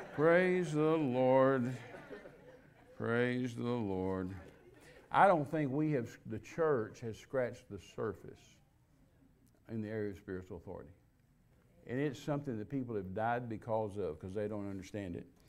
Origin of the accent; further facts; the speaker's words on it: Texas, United States; I was raised in Pentecostal church in Texas